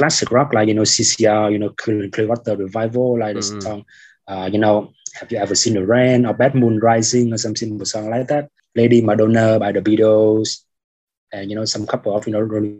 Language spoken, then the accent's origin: English; Haiphong, Vietnam; also born or lived in Saigon; now in Ho Chi Minh City, Vietnam; my hometown in the Northwest in Haiphong City